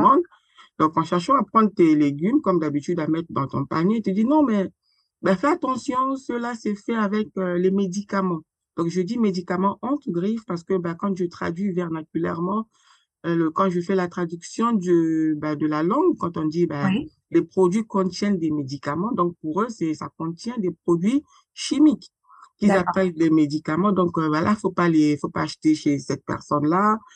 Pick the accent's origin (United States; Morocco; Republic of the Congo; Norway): Republic of the Congo; moved away as an adult; now in France; je suis née et grandie au Congo-Brazzaville. J'ai quitté le Congo-Brazzaville pour euh, la France sur le haut de mes 33 ans.